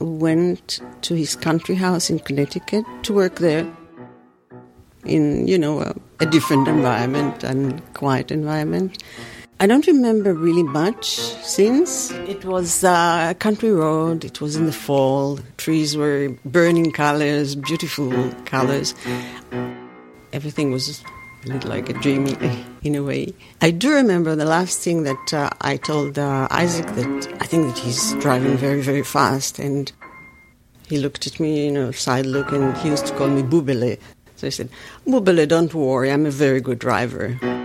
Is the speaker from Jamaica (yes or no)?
no; Jerusalem, Jerusalem District, Israel; now in New York, United States; I was born in Jerusalem and grew up there.